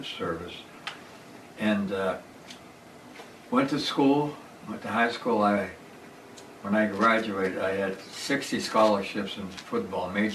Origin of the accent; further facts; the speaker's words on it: Wall, Pennsylvania, United States; moved away; also born or lived in Turtle Creek, Pennsylvania; I was born and raised in the suburb of Pittsburgh, Pennsylvania, in Wall